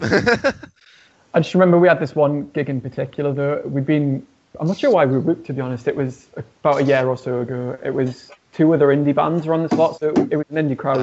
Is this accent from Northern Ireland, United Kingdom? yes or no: no; Newcastle upon Tyne, North East England, United Kingdom; now in Birmingham, United Kingdom; I'm not actually from Birmingham originally. I'm from uh, a city called Newcastle, and there's not really a rock music scene there